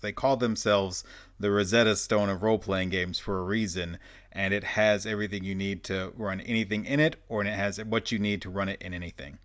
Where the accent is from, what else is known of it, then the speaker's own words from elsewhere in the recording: Arkansas, United States; I am actually from Arkansas